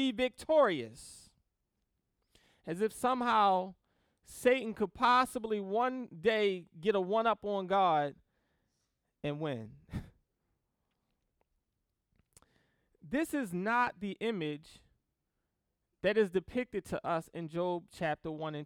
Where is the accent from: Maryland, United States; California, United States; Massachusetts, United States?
Maryland, United States; Baltimore; I grew up in Baltimore City